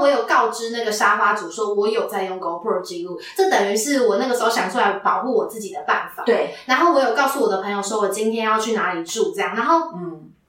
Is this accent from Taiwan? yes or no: yes; Taiwan; 我们台湾人